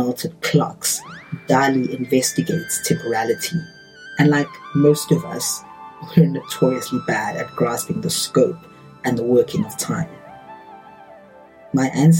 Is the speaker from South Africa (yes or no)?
yes; South Africa; as a South African